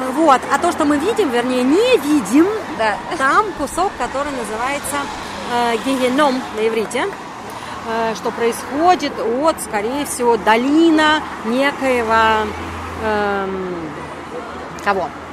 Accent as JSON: {"language": "Russian", "town": "Riga", "country": "Latvia", "tie": "born or raised there", "moved": "yes", "lives_now": "Germany", "said": "я выросла на море, я выросла в Риге."}